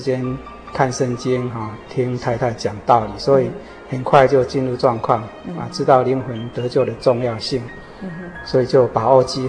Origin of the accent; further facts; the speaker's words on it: Yunlin County, Taiwan; born there; now in Hsinchu, Taiwan; 啊，我是一九四八年出生在云林县。